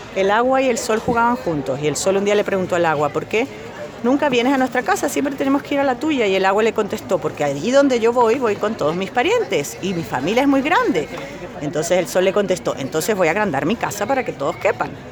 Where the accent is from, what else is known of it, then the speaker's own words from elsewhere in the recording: Venezuela; also born or lived in Spain; now in Chile; Yo crecí en Venezuela